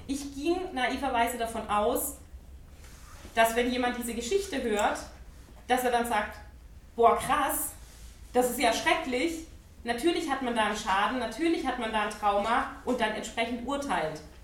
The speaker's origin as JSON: {"language": "German", "town": "Ludwigsburg", "region": "Baden-Württemberg", "country": "Germany", "tie": "born or raised there", "said": "ich bin in Ludwigsburg geboren, das ist bei Stuttgart und auch dort aufgewachsen"}